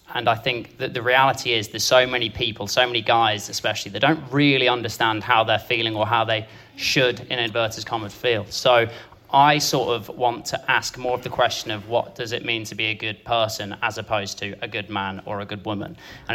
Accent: United Kingdom; we are still encouraged as men, and actually as British people, to keep calm, carry on

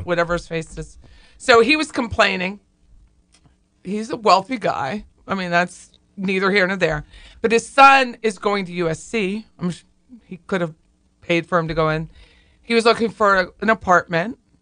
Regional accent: Pennsylvania, United States; I'm from Pennsylvania

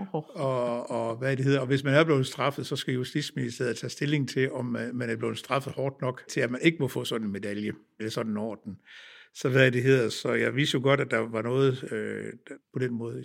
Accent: Ringkøbing, Central Denmark Region, Denmark; moved away; jeg er født og opvokset øh, på egen omkring Ringkøbing, øh, på Holmsland, øh, midt imellem Ringkøbing og Søndervig

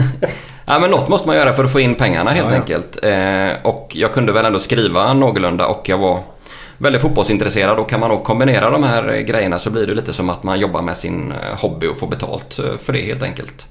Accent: Lysekil, Västra Götaland, Sweden; jag kommer från Lysekil från början.

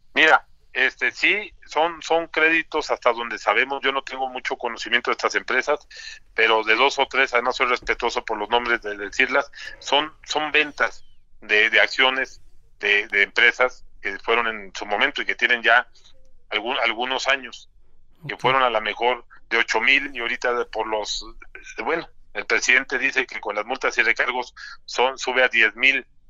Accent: Mexico; como mexicanos que queremos y somos colaboradores

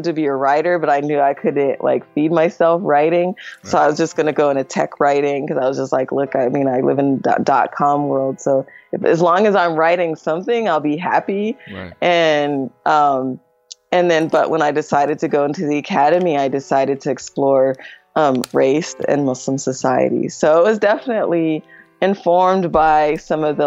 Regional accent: United States; I was American

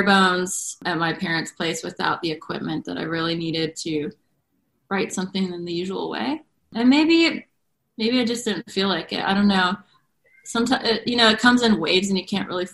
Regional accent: North Carolina, United States; moved away; I'm from North Carolina and my parents live on a farm

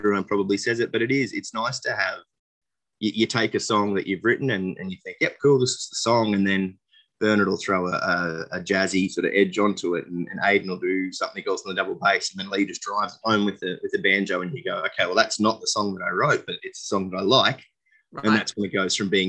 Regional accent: Dalby, Queensland, Australia; I grew up in Dolby, which we had about 9,000 people out there.

